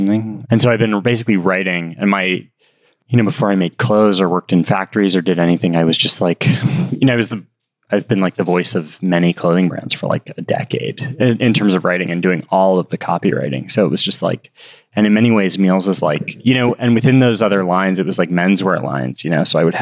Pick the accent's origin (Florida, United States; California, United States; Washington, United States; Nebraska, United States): California, United States; Los Angeles; we grew up in Hancock Park.